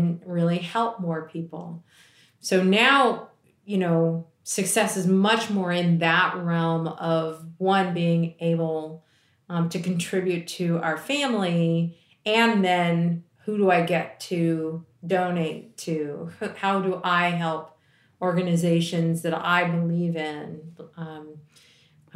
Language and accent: English; D.C., Maryland, United States; born or raised there